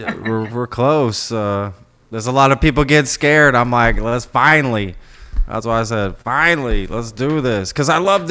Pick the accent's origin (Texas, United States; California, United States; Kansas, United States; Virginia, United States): Texas, United States; also born or lived in Spain; That's what people really find out when I'm from Texas.